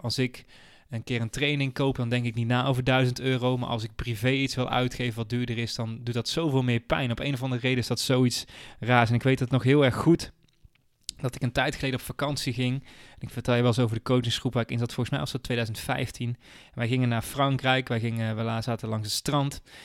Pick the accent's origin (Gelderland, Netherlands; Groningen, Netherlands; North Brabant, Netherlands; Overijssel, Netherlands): North Brabant, Netherlands; 's-Hertogenbosch; moved away as an adult; now in Venlo, Netherlands; ik kom oorspronkelijk uit Den Bosch. Ik heb daar bijna 30 jaar gewoond.